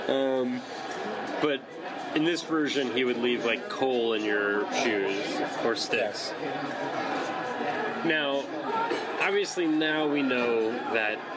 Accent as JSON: {"language": "English", "country": "Germany", "tie": "born or raised there", "said": "when I grew up in Germany"}